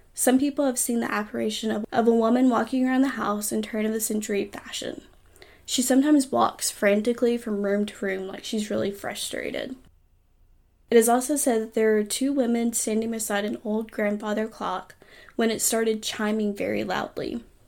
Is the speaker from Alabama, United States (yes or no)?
yes; Huntsville, Alabama, United States; I grew up in Huntsville